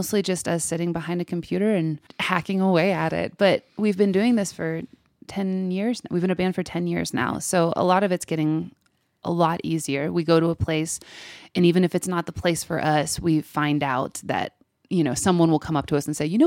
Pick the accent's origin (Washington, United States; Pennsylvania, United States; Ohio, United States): Pennsylvania, United States; north of Pittsburgh, western; I grew up in western Pennsylvania, north of Pittsburgh, by about 45 miles.